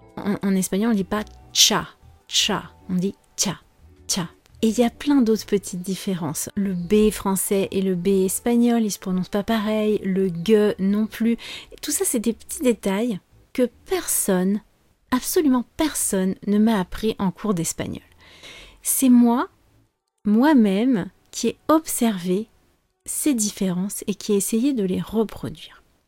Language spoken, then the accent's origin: French; France; also born or lived in Spain; je suis française